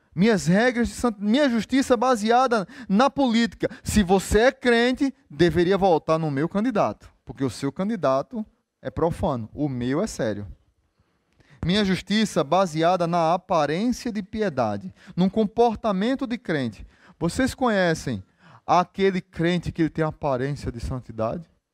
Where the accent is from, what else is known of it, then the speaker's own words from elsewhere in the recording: Recife, Pernambuco, Brazil; now in Natal, Brazil; Sou de Recife